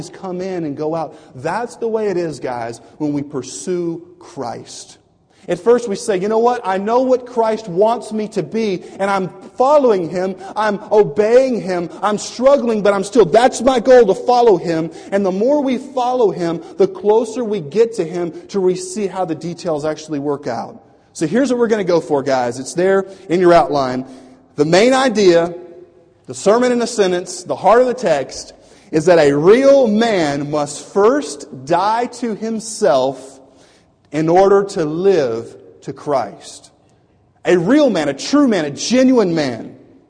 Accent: United States; moved away; also born or lived in Louisiana / Florida; growing up in Louisiana and Florida

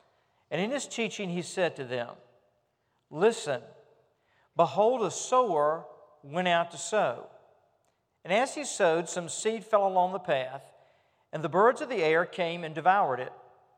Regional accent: Richmond, United States; I remember when I was growing up in Richmond, not in a farming community, but rather in a community where we were trying to get grass to grow in our front yard

